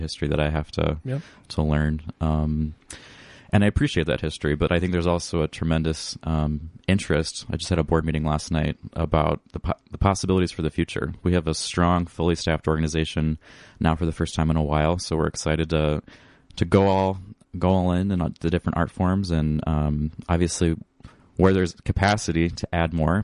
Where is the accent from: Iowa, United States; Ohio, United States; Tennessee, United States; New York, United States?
Iowa, United States; Northwest; also born or lived in Sioux Falls, South Dakota; now in Northfield, United States; Originally, I'm from Northwest Iowa